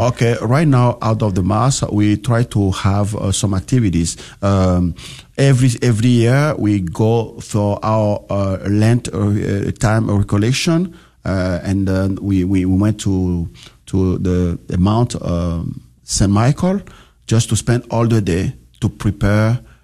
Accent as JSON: {"language": "English", "country": "Benin", "tie": "born or raised there", "moved": "yes", "said": "I grew up in Benin"}